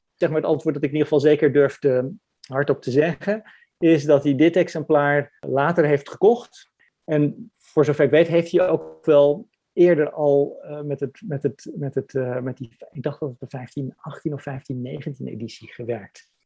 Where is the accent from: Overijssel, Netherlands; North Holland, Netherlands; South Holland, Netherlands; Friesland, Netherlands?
Friesland, Netherlands; Franeker; moved away as an adult; also born or lived in Harlingen / Leiden / Utrecht; ik ben geboren in Harlingen en ik ben getogen in Franeker